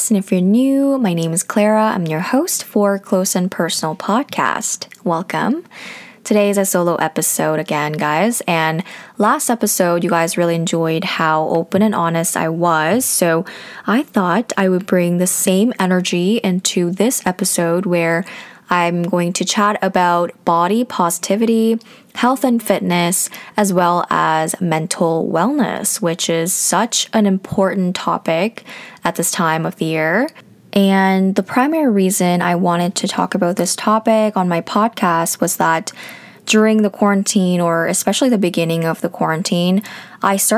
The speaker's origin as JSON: {"language": "English", "region": "Seoul", "country": "South Korea", "tie": "born or raised there", "also_born_or_lived": "Australia / New Zealand / North America", "said": "But most of my childhood was from Seoul, South Korea. I grew up, you know, elementary school, kindergarten, I was born there as well."}